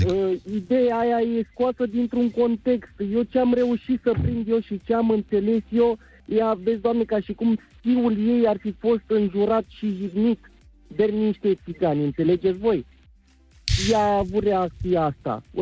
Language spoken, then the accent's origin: Romanian; Romania; Deci eu sunt un român căsătorit cu o țigancă, da?